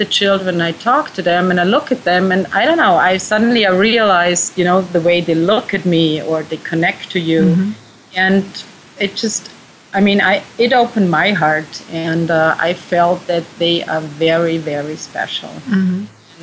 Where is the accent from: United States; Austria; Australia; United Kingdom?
Austria; I am from Austria, too